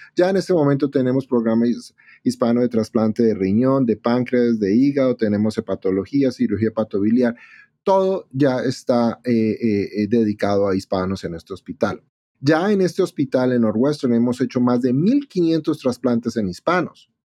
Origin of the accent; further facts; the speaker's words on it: Bogotá, Colombia; moved away as an adult; now in Chicago, United States; yo soy latino, como mencionaste, yo soy de Bogotá, Colombia, eh, allá trabajaba de cirujano de trasplante renal